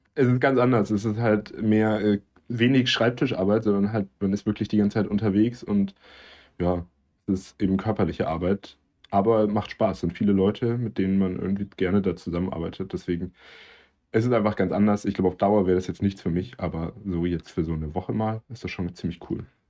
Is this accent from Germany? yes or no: yes; the South, Southern Germany, Germany; bei uns im Süden